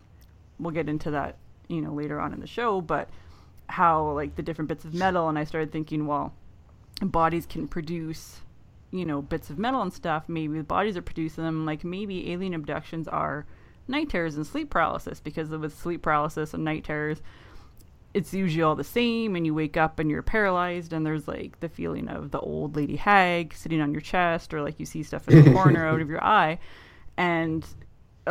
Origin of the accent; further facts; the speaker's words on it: Canada; accent: Minnesota accent on top of the Canadian accent; I'm only like a half hour north of Minnesota